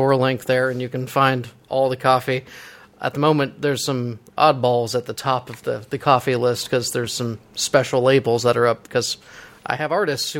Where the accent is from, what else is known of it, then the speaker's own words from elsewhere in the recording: Florida, United States; I'm from Florida.